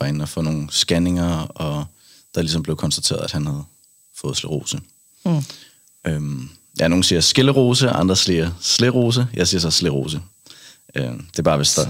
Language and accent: Danish; Kattinge, Zealand, Denmark; jeg er fra en lille by ude fra, ude fra Roskilde. Mm. Øh, 10 km væk, en lille, en lille landsby, der hedder Kattinge